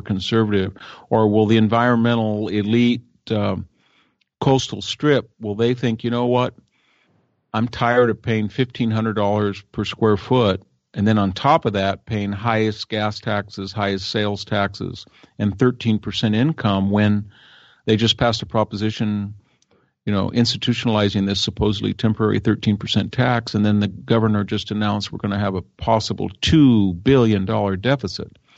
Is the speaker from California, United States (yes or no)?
yes; California, United States; born or raised there